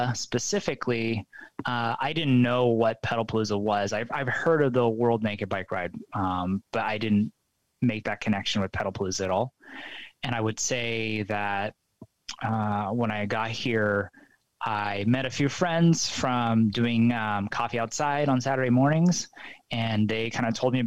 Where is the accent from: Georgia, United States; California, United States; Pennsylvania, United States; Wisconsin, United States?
California, United States; also born or lived in Austin, Texas; now in Portland, United States; I'm a California guy